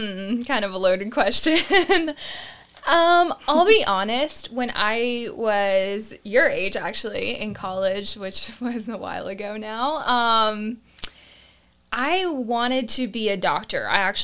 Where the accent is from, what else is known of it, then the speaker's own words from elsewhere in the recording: Augusta, Georgia, United States; also born or lived in Panama City, Panama; And Augusta, Georgia, I kind of claim as my hometown because I, for the most part, grew up there. But I was actually born overseas in Panama City, Panama. And my family kind of moved around to different countries because of my dad's job.